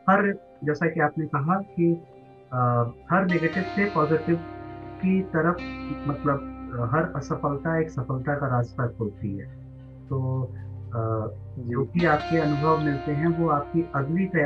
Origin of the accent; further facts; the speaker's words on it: Varanasi, Uttar Pradesh, India; जब हमने बताया कि हम वाराणसी से हैं